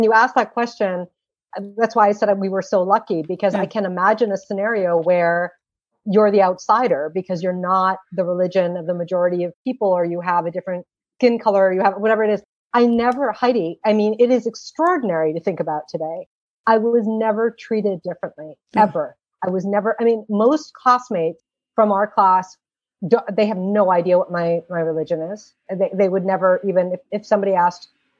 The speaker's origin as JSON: {"language": "English", "area": "New England", "region": "Massachusetts", "country": "United States", "tie": "born or raised there", "also_born_or_lived": "Srinagar, Kashmir, India", "said": "I grew up going to a mosque that was in Quincy, Massachusetts"}